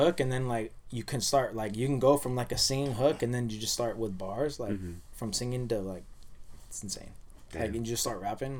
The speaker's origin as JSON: {"language": "English", "town": "Santa Ana", "region": "California", "country": "United States", "said": "And I'm from Santa Ana too"}